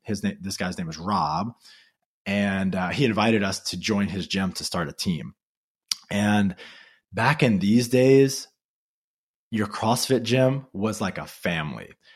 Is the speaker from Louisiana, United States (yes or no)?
yes; Louisiana, United States; I grew up in Louisiana